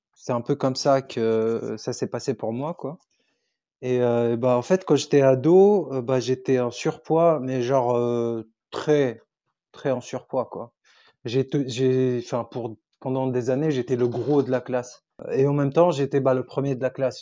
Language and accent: French; Tunisia; first language Arabic; French is a second language; j'ai grandi en Tunisie du coup. Donc ma langue maternelle c'est l'arabe